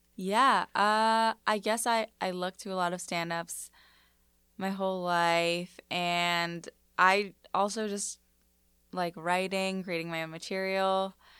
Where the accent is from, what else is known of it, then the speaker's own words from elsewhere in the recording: New York City, New York, United States; also born or lived in Los Angeles; I grew up in Bayside, Astoria